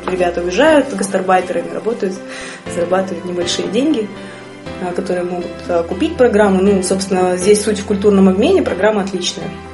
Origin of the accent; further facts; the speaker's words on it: Yekaterinburg, Sverdlovsk Oblast, Russia; я выросла, родилась, выросла в Екатеринбурге